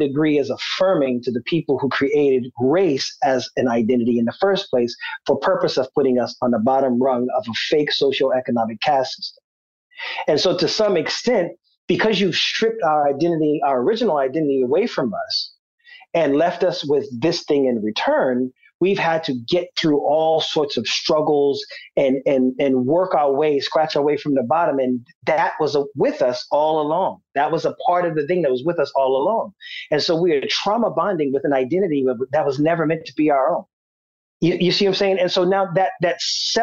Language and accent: English; Charleston County, South Carolina, United States; accent: Gullah Geechee; also born or lived in Los Angeles; I'm from Tucktown